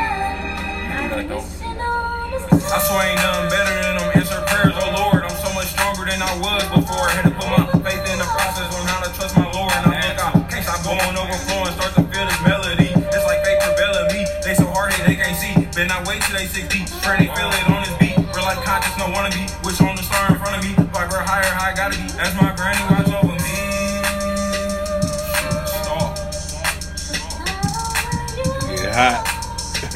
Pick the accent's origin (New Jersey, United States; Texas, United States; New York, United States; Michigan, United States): Michigan, United States; Grand Rapids; From Grand Rapids, Michigan, my hometown